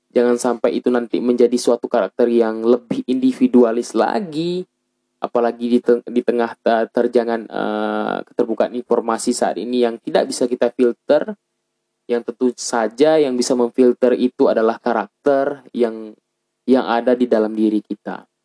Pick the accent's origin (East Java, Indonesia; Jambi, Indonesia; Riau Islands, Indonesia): Riau Islands, Indonesia; sebagai mahasiswa Anambas atau sebagai anak Anambas yang berada di luar daerah.